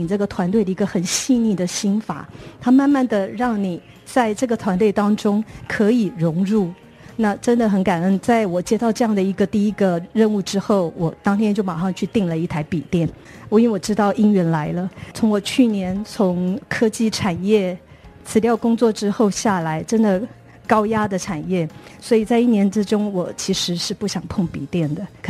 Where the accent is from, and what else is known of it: Thailand